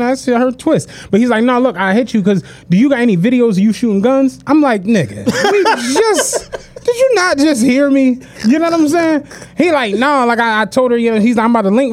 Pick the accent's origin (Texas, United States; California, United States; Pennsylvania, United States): Pennsylvania, United States; Philadelphia; we're from Philly